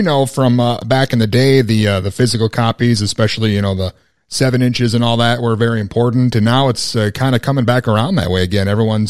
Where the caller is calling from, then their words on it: Mankato, Minnesota, United States; I am calling from Mankato.